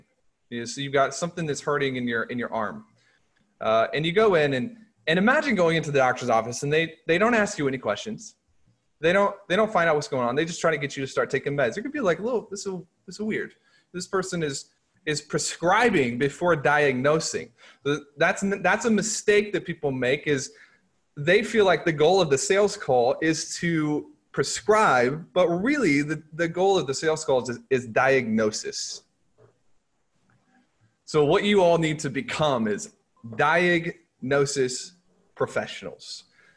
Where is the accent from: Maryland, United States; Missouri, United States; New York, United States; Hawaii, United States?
Missouri, United States; Nixa; I went to high school in a place called Nixon, Missouri